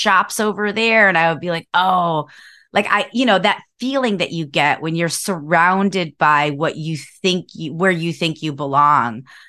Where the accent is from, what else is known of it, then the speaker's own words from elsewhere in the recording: Cleveland, Ohio, United States; moved away as an adult; now in San Diego, United States; I grew up in Cleveland, Ohio